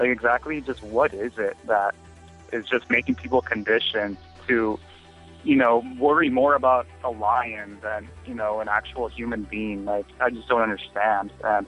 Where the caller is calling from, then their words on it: Laredo, Texas, United States; I'm calling from Laredo, Texas.